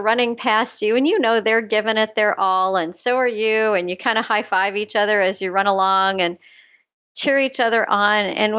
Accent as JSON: {"language": "English", "region": "Scotland", "country": "United Kingdom", "lives_now": "Canada", "said": "And then I sign up and then I'm Scottish. I absolutely will not waste a penny."}